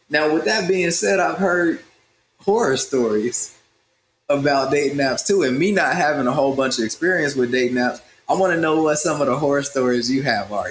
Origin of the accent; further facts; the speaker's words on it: Midwest, United States; also born or lived in South; I am from uh, rural America. I'm from the Midwest and the South, and I grew up partially on a farm